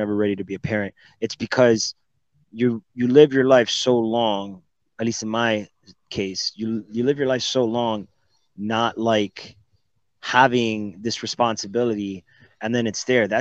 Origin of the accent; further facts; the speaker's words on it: Miami, Florida, United States; moved away; also born or lived in Puerto Rico / Dominican Republic / Germany; I was raised in Miami, Florida. I was born in Puerto Rico.